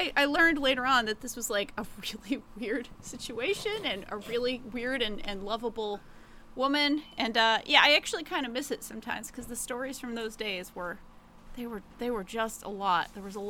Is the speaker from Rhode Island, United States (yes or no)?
yes; Rhode Island, United States; I grew up in Rhode Island